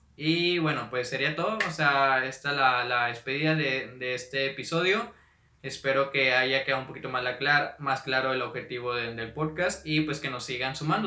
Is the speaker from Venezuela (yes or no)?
no; Monterrey, Nuevo León, Mexico; Soy de, de Monterrey, Nuevo León